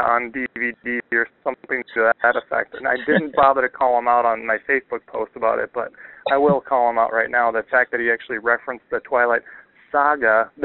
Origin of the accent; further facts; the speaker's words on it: Wisconsin, United States; we're from Wisconsin